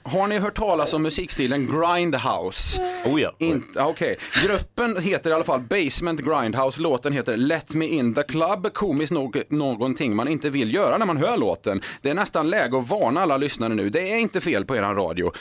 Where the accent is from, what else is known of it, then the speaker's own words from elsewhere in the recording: Skara, Västra Götaland, Sweden; I Skara, där jag kommer ifrån